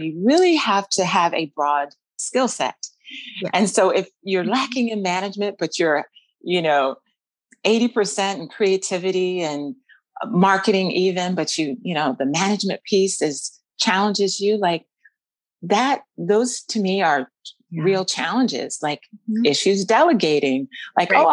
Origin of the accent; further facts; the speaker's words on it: Maryland, United States; moved away as an adult; now in Mount Vernon, United States; I'm born Maryland Eastern Shore, and we met Maryland Eastern Shore at an HBCU there in my hometown